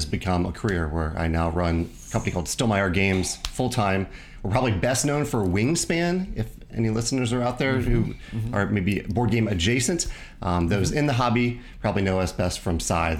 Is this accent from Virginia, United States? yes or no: yes; Virginia, United States; now in Missouri, United States; I grew up in Virginia